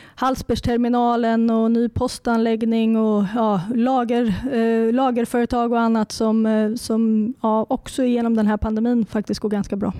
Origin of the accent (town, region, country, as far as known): Närke, Örebro County, Sweden; accent: Närke dialect